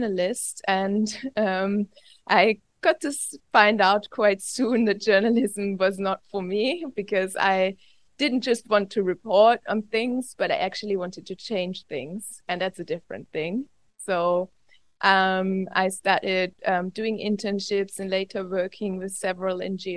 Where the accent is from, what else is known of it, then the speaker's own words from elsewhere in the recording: Austria; also born or lived in Vienna; I'm not originally from Vienna. I was born and raised on the Austrian countryside